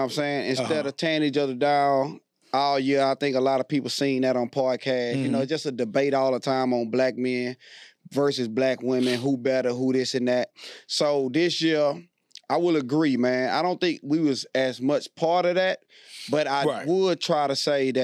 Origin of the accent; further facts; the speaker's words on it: Houston, Texas, United States; I am from Houston, Texas